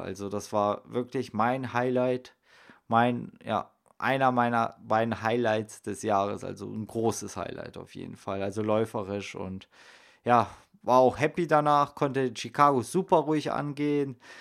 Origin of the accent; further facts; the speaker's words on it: Salzgitter, Lower Saxony, Germany; moved away; im Salzgittersee in meiner Heimat